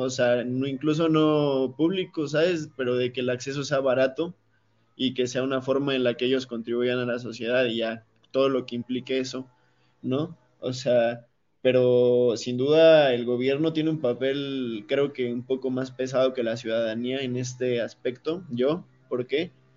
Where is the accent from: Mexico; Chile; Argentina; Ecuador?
Mexico; como cultura mexicana